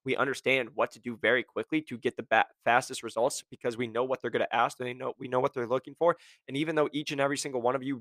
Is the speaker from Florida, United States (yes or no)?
no; Iowa, United States; I'm from Iowa, we hunt